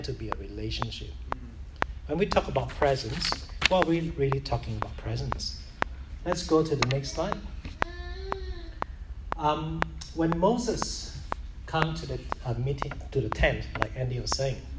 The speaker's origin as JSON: {"language": "English", "country": "Singapore", "tie": "born or raised there", "said": "I was brought up in Singapore"}